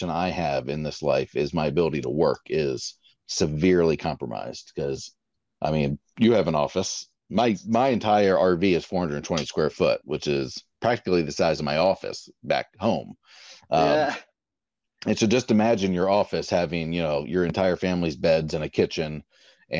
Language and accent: English; St. Augustine, Florida, United States; we're from St. Augustine, so other coast